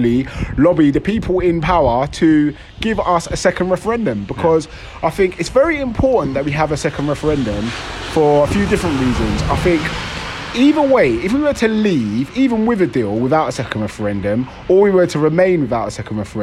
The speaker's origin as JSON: {"language": "English", "region": "London", "country": "United Kingdom", "tie": "born or raised there", "also_born_or_lived": "Romford", "said": "I'm from London, so I grew up in London stuff, I actually live in Romford, just outside London"}